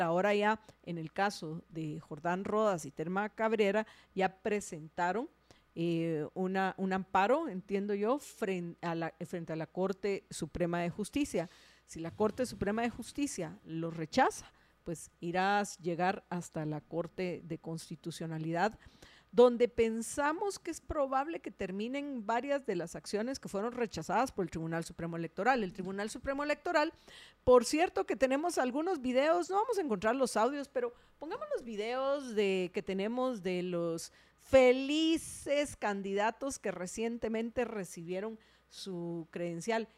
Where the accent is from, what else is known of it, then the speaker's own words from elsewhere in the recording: Guatemala; Somos guatemaltecos, vivimos en Guatemala, estamos en Guatemala.